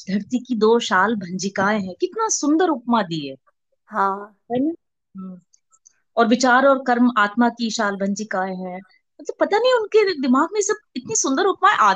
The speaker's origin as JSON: {"language": "Hindi", "region": "Uttarakhand", "country": "India", "said": "तो कुमाऊं मतलब उत्तराखंड का एक बड़ा हिस्सा है कुमाऊं एक हिस्सा है गढ़वाल तो आई एम फ्रॉम कुमाऊं"}